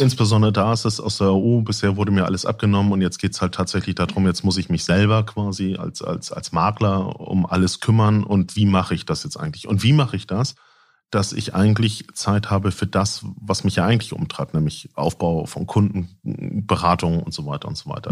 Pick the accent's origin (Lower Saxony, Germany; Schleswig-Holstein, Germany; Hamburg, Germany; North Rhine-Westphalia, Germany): Schleswig-Holstein, Germany; Lübeck; moved away; also born or lived in Husum; Ich bin tatsächlich gebürtiger Lübecker, bin dann irgendwie an die West Coast gegangen von der East Coast